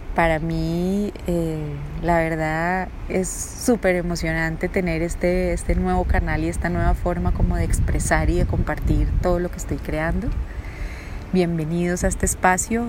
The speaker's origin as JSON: {"language": "Spanish", "region": "Bogotá", "country": "Colombia", "tie": "born or raised there", "also_born_or_lived": "Bucaramanga", "said": "nací en Bucaramanga, papás los dos bumangueses, muy chiquita me, fui a vivir a Bogotá porque trasladaron a mi papá desde el año y medio, entonces realmente soy bumanguesa pero muy muy arrolada, estudié todo mi colegio en Bogotá"}